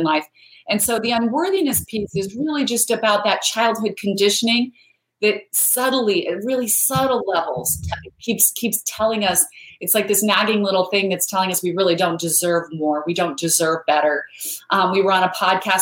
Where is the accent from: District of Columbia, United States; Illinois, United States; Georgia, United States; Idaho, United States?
Idaho, United States; I grew up in Idaho where there's a whole bunch of potatoes, but no mangoes